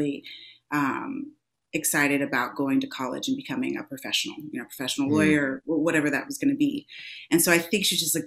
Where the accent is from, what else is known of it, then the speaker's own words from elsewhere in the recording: the panhandle of Florida, United States; also born or lived in England; I was born in England. I left when I was about four, and then I moved to the panhandle of Florida.